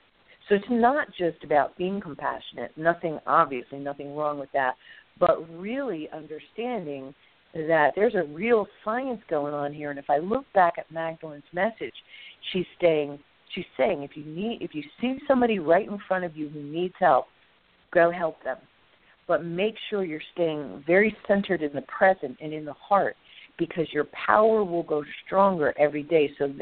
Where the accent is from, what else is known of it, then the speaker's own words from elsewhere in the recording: New Mexico, United States; born there; I was born in New Mexico. It's very near and dear to me, and I've been out west at least 25 times, but I haven't been out there since 2011.